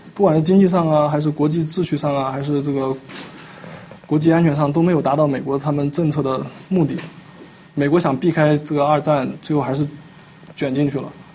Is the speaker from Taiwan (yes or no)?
no; China; 我们中国人